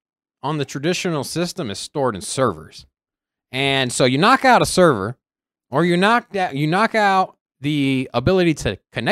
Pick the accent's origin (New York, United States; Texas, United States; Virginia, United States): Virginia, United States; I am from Virginia.